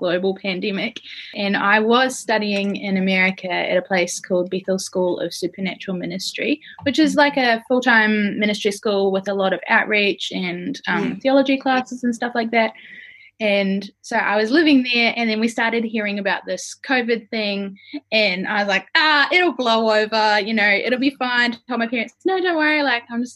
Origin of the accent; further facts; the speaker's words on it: Christchurch, Canterbury, New Zealand; moved away as an adult; also born or lived in Canberra, Australia / United States; now in Perth, Australia; I'm from Christchurch in New Zealand, but I had made a home for myself in Canberra in Australia